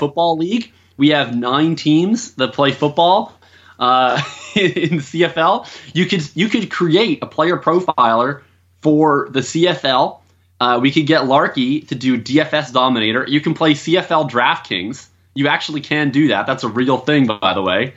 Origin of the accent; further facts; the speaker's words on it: Winnipeg, Manitoba, Canada; moved away as an adult; now in Vancouver, Canada; I'm originally from Winnipeg